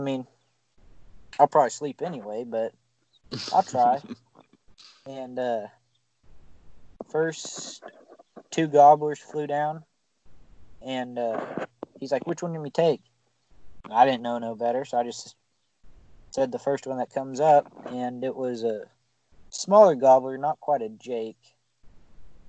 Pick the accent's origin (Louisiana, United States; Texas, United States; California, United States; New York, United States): Texas, United States; now in Missouri, United States; I grew up in Texas